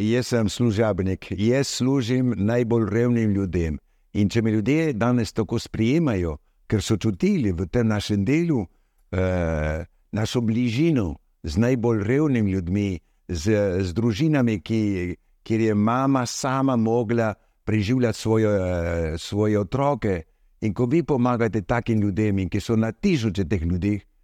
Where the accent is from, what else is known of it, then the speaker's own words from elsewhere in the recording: Argentina; also born or lived in Slovenia (ancestry); now in Madagascar; kljub temu, da sem rojen v Argentini, moj oče, moja mama je bila slovenca, torej sem tudi slovenc